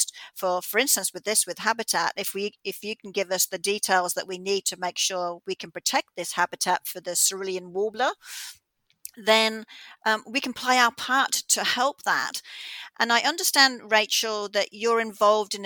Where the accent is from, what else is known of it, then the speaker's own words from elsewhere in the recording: Australia; moved away; as an Australian living here now